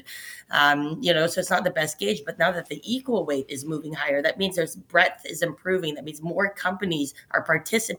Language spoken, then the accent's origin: English; Canada; us as Canadians here.